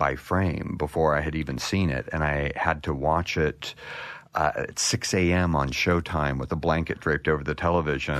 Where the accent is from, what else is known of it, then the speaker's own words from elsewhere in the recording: United States; Small town in eastern Washington, western Idaho, called the Lewis Clark Valley